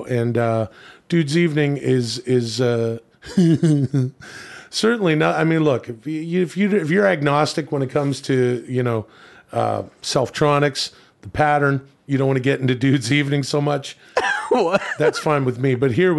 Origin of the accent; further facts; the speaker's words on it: Ladner, British Columbia, Canada; Of course, I am from Ladner. It's a suburb outside of Vancouver.